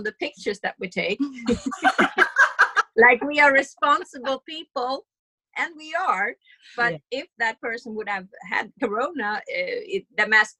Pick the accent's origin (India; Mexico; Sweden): Sweden; we are from Sweden